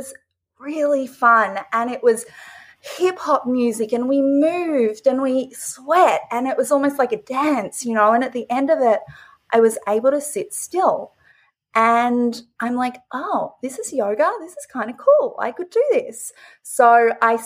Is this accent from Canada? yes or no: no; Australia; moved away; I grew up originally in Australia, and I grew up on a farm.